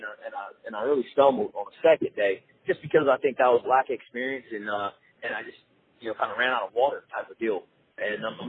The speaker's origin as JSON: {"language": "English", "town": "Richmond", "country": "United States", "tie": "born or raised there", "said": "I grew up in Richmond"}